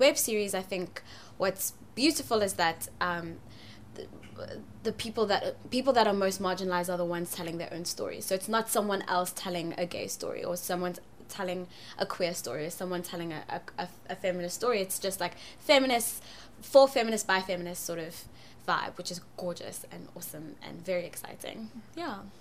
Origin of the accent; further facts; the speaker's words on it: Johannesburg, Gauteng, South Africa; I'm from Johannesburg, South Africa